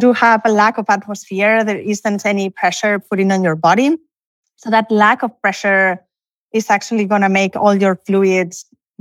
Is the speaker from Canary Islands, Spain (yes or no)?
yes; Canary Islands, Spain; also born or lived in Barcelona; now in College Station, United States; I'm originally from Spain, although I was born in Canary Islands, but I'm now in Barcelona